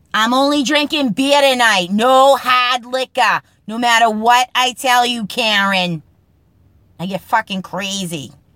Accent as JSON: {"language": "English", "town": "Boston", "region": "Massachusetts", "country": "United States", "accent": "Boston accent", "said": "the Boston accent, the Massachusetts accent, my regional accent"}